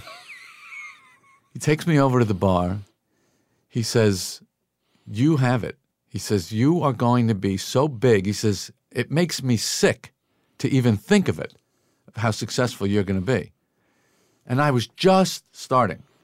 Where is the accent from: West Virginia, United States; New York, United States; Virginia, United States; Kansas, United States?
New York, United States; Massapequa; growing up on Long Island